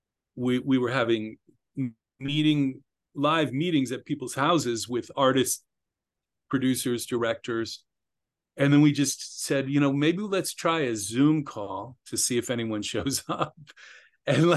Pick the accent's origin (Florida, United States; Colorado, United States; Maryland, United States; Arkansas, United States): Maryland, United States; Bethesda; I grew up just outside Washington, D.C. in Bethesda, Maryland